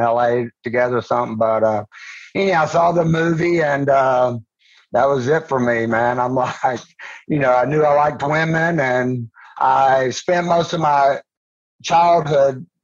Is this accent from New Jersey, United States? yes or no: no; Georgia, United States; I was born and raised in Georgia